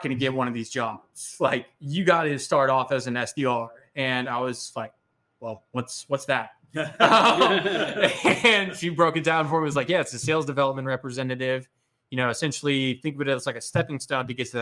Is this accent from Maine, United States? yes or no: no; Austin, Texas, United States; growing up in Austin